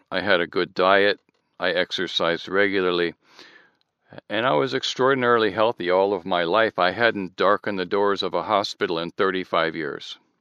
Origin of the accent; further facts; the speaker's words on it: Southern California, United States; also born or lived in Michigan; I'm now in Southern California. I've been here since I was eight